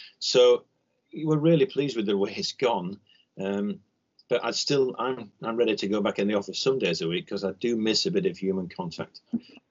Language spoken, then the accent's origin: English; Yorkshire and the Humber, United Kingdom; We're from Yorkshire